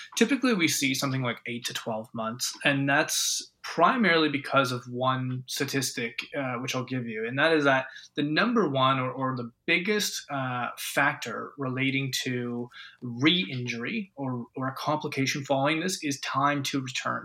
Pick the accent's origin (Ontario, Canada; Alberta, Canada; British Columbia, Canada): Ontario, Canada; moved away as an adult; now in Australia; I grew up in Ontario